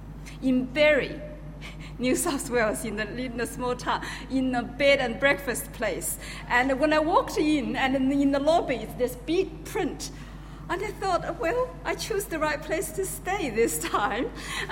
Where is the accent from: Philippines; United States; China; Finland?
China; Sichuan; English is a second language; moved away; because I'm from Sichuan.